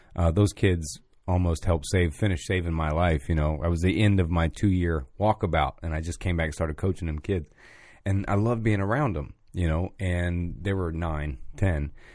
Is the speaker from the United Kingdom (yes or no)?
no; Pine Hills, Florida, United States; I'm from Pine Hills